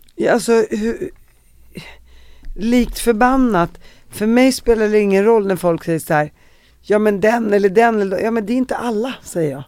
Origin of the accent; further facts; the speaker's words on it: Sweden; vi som svenskar